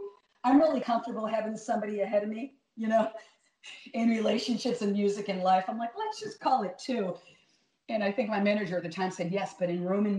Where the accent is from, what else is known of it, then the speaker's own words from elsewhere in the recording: New York City, New York, United States; moved away; also born or lived in San Francisco; I come from New York.